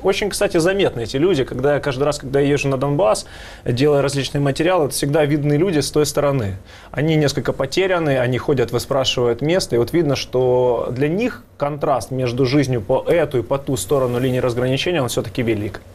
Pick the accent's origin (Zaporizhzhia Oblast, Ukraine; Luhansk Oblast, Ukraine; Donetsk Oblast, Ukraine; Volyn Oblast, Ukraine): Luhansk Oblast, Ukraine; Luhansk; moved away as an adult; я человек из Луганска, переехал в 2014 году